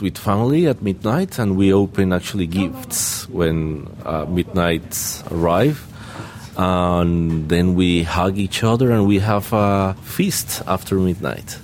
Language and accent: English; Caribbean Region, Colombia; now in Australia; I'm from Colombia